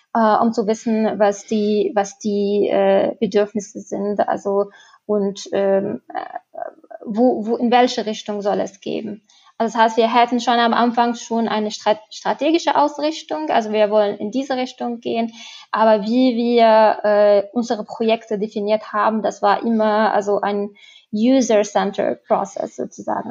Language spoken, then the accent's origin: German; Tunisia; now in Germany; also ich komme selber aus Tunesien